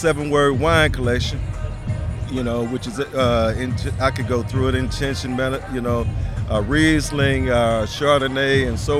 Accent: Indianapolis, Indiana, United States; I'm born and raised here

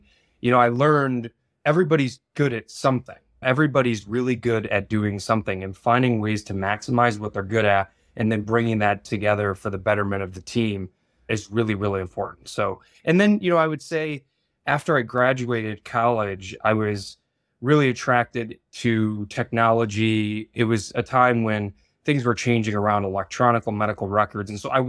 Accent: Midwest, United States; I was born and raised sort of in the Rust Belt in the Midwest. My father worked at a steel mill

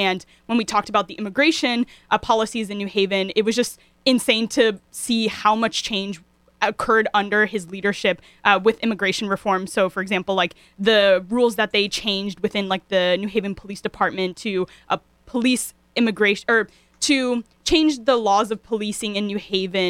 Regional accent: New Haven, Connecticut, United States; So, you know, when I grew up in New Haven or in Fairhaven

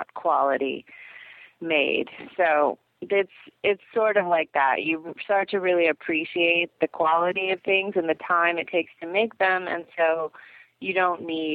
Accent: Ohio, United States; moved away; I grew up in Ohio

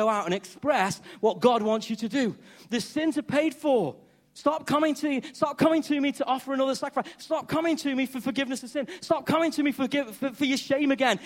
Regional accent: Stoke-on-Trent, West Midlands, United Kingdom; accent: Stokey; I'm a bloke from Stoke, first time abroad, and I'm talking English, and I'm talking Stokey

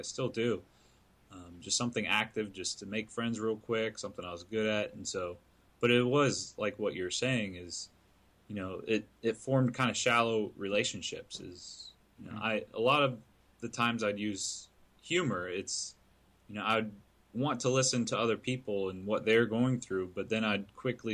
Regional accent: right outside Atlanta, Georgia, United States; also born or lived in Syracuse, New York; Right around about my 10th birthday, a couple months before my 10th birthday, we decided to move down to right outside Atlanta.

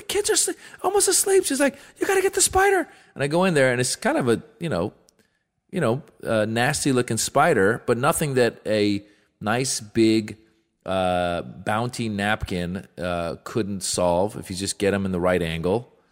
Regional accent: Marin County, California, United States; I grew up in Marin County, so, you know, woodsy area where I was

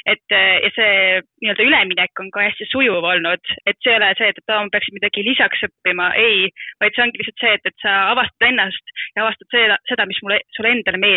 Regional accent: Tallinn, Harju County, Estonia; ma tahan Tallinnasse jääda, kuna ma olen tallinlane

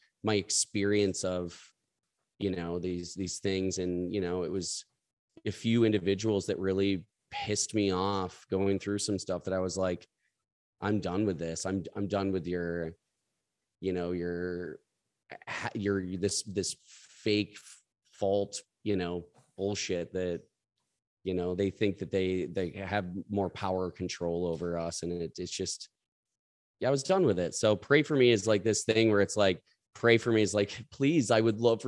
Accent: Lowell, Michigan, United States; now in Chicago, United States; I'm from a small town outside of Grand Rapids called Lowell, Michigan

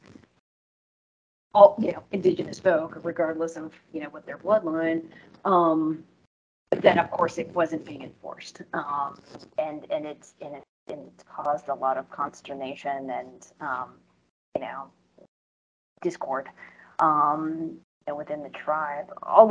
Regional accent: United States; as an American, who's born in this country

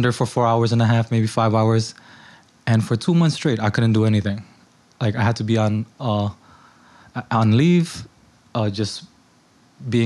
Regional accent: New York City, New York, United States; also born or lived in Indonesia; Born and raised in Elmhurst, but I did spend my elementary years back in Indonesia

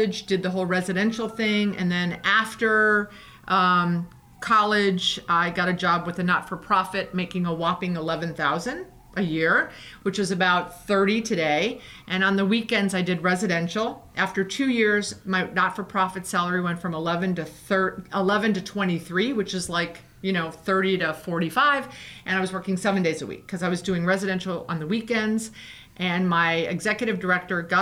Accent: Fort Lauderdale, Florida, United States; I'm from Fort Lauderdale

